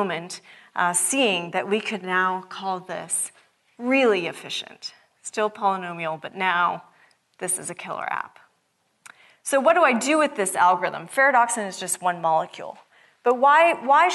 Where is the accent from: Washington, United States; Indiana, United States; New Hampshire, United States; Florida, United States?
Washington, United States; Seattle; I'm from Seattle. It's not sunny a lot.